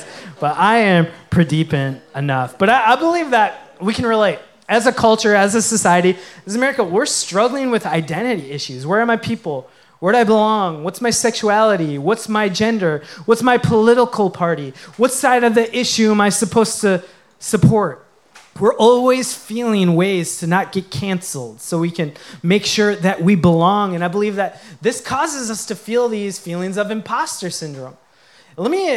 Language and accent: English; Coon Rapids, Minnesota, United States; I grew up in Minnesota, specifically Coon Rapids, Minnesota